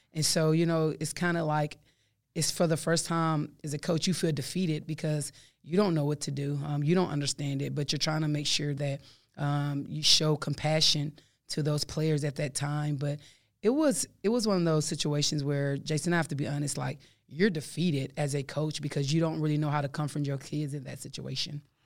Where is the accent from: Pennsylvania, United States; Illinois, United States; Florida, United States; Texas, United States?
Texas, United States; I'm from Texas